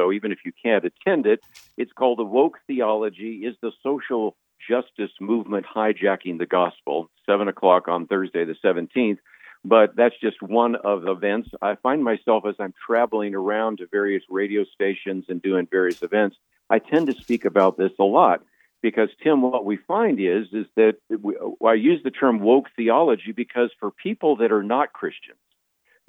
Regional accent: Berkeley, California, United States; I was born in the San Francisco Bay Area. I was born in Berkeley.

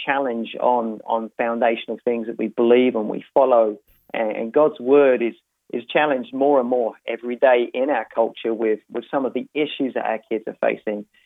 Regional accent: United Kingdom; moved away as an adult; So originally, I'm from the London area, just outside of London in England.

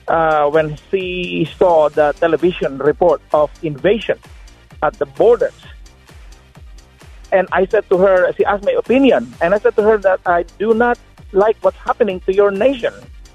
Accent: Philippines; now in United States; I am originally from the Philippines

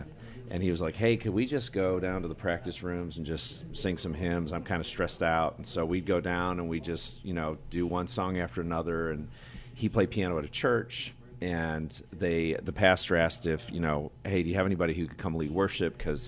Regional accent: Michigan, United States; also born or lived in Congo; now in Nashville, United States; I'm from Michigan, but I also grew up in Congo, Africa, as a missionary kid.

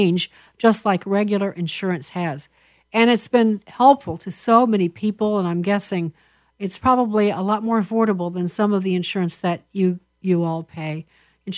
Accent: Chicago, Illinois, United States; moved away; also born or lived in Virginia; We're from Chicago

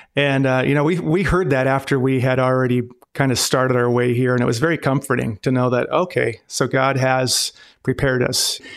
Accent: Glasgow, Montana, United States; moved away; also born or lived in North Dakota / Devils Lake, North Dakota / China; I was born in Glasgow, Montana

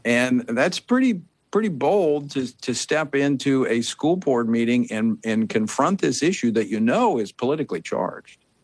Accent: Oklahoma, United States; moved away; also born or lived in Louisiana; I grew up in Oklahoma

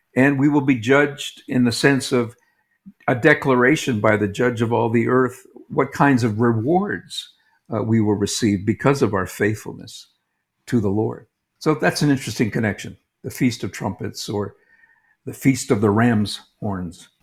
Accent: Canada; moved away as an adult; also born or lived in New England, United States / Toronto, Canada; now in Jerusalem, Israel; I'm a Canadian. I lived in, uh, New England, though, as a child and, uh, returned to Canada

